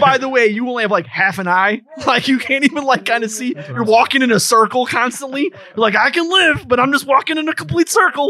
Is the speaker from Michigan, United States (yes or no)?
yes; Michigan, United States; I have to admit I'm from Michigan.